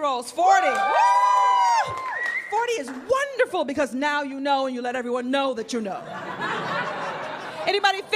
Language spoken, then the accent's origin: English; New York City, New York, United States; moved away as an adult; now in Los Angeles, United States; I grew up here in New York